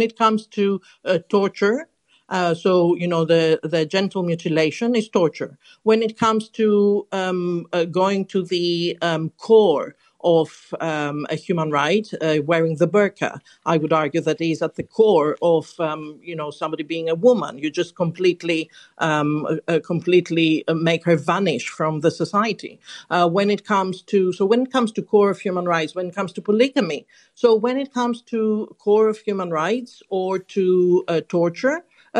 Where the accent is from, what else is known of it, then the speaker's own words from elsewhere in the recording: Greece; now in London, United Kingdom; I'm very certain that when I was growing up in Greece in the 70s, my way of life was completely different to the way of life in London in the UK.